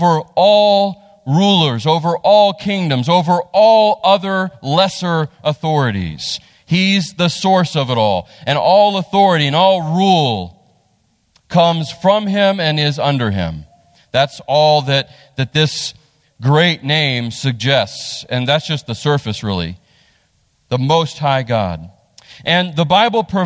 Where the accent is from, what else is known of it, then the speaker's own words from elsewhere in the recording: West Virginia, United States; moved away; I'm from West Virginia